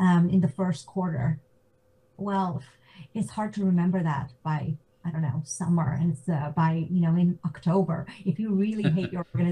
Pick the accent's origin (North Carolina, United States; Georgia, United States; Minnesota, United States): Georgia, United States; moved away as an adult; also born or lived in Zambia / San Jose, California / New York; now in Zurich, Switzerland; I grew up in Georgia. My parents are in Atlanta.